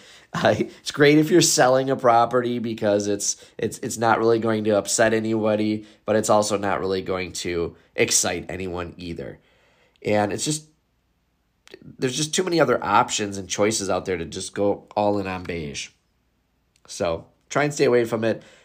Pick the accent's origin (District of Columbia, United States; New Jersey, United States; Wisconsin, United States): Wisconsin, United States; I am from Wisconsin